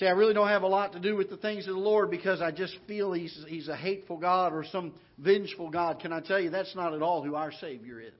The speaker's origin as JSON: {"language": "English", "region": "Florida", "country": "United States", "tie": "born or raised there", "moved": "yes", "lives_now": "Missouri, United States", "said": "I grew up in Florida"}